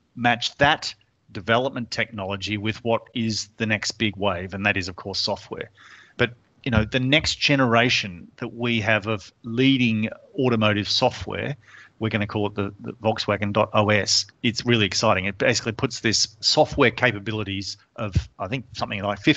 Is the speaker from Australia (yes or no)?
yes; Australia; moved away; you can tell from my funny accent, I'm from Australia